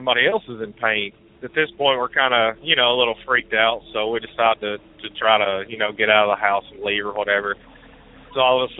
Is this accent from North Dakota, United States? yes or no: no; Mars Hill, North Carolina, United States; I grew up right outside of Asheville in a little town called Mars Hill